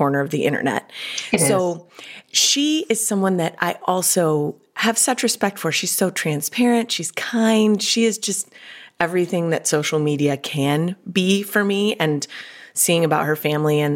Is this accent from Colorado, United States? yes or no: yes; Colorado, United States; now in California, United States; I'm originally from Colorado